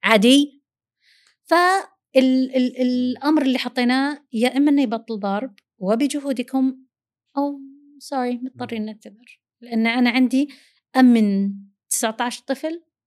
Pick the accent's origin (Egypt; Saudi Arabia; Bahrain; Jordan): Saudi Arabia; first language Arabic; نحن عرب وسعوديين لغتنا الأولى العربي